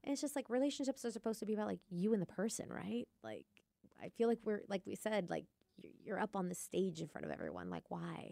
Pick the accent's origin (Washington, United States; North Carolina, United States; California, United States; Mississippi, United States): Washington, United States; Lake Stevens; I'm from Lake Stevens